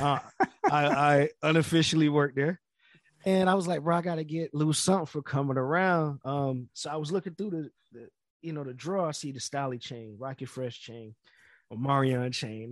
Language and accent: English; Florida, United States; I'm from Florida